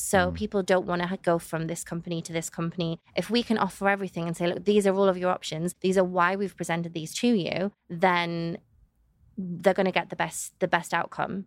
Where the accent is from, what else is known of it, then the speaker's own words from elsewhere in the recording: the Northeast, North East England, United Kingdom; moved away as an adult; now in Dubai, United Arab Emirates; I'm from the Northeast, there's so much countryside